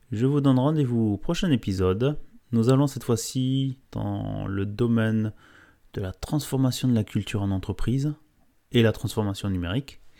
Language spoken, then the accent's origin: French; Bordeaux, Nouvelle-Aquitaine, France; en tant que bordelais.